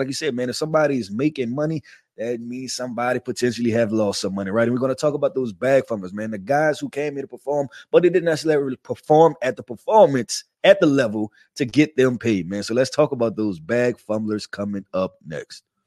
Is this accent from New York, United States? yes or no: no; New Orleans, Louisiana, United States; I'm from New Orleans